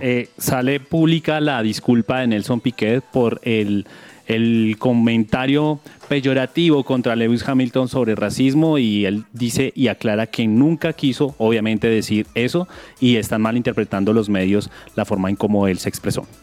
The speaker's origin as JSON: {"language": "Spanish", "country": "Colombia", "said": "nuestro compatriota Egan Bernal"}